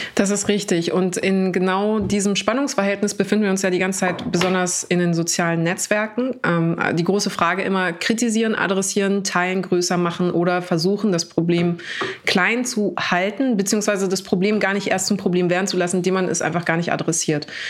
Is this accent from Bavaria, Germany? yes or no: yes; Munich, Bavaria, Germany; ich bin am Hauptbahnhof groß geworden, so, ähm, in, was in München aber nichts bedeutet